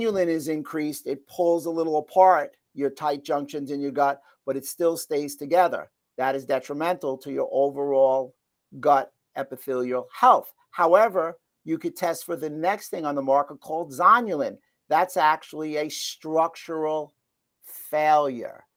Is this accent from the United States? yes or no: yes; New York, United States; where I grew up in New York